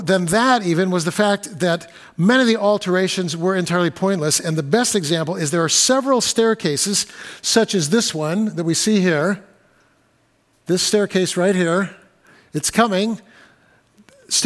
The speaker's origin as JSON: {"language": "English", "region": "California", "country": "United States", "tie": "born or raised there", "moved": "yes", "lives_now": "Seattle, United States", "said": "When I was a kid growing up in California"}